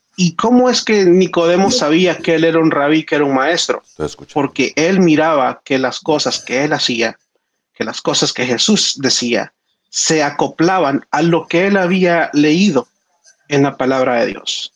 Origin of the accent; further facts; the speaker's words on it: El Salvador; en el colegio adventista de donde yo soy en El Salvador